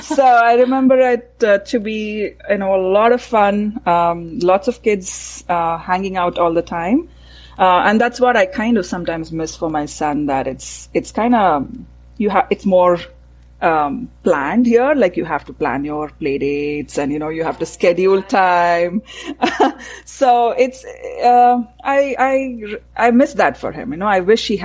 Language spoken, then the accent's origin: English; Bangalore, Karnataka, India; moved away as an adult; now in Canada; I grew up in Bangalore, it was a small town, city, and the weather was perfect